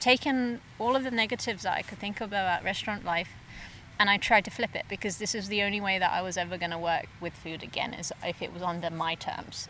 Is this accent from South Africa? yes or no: no; England, United Kingdom; now in Okanagan, Canada; I'm originally from England, so we came over in 2008 on an entrepreneurial visa, and we came over as a family.